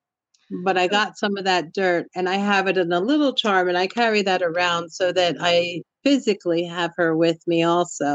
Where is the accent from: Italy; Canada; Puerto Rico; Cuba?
Puerto Rico; moved away; I'm from Puerto Rico originally